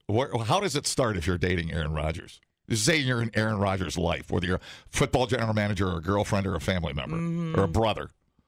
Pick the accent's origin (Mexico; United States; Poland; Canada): Canada; Canadians. I'm a Canadian.